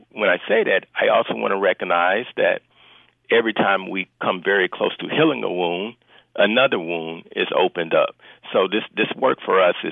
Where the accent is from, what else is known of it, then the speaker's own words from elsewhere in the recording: Little Rock, Arkansas, United States; I'm from Little Rock, Arkansas